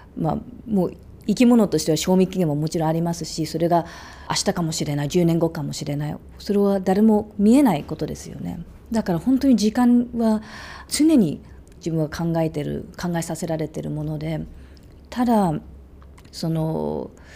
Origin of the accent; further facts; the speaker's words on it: Australia; moved away; オーストラリアで育った